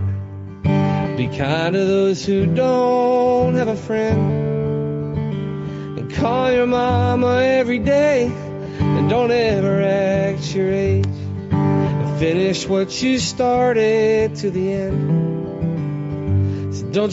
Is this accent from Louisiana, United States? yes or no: no; Montgomery, West Virginia, United States; moved away; I grew up in a small town called Montgomery, West Virginia